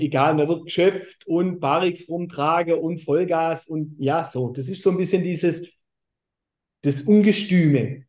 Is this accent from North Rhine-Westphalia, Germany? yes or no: no; Baden-Württemberg, Germany; bei uns in Württemberg